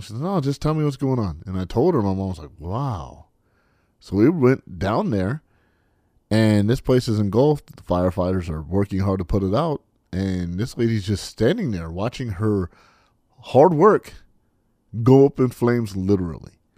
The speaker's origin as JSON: {"language": "English", "region": "California", "country": "United States", "tie": "born or raised there", "moved": "yes", "said": "in my home state, my, my native state"}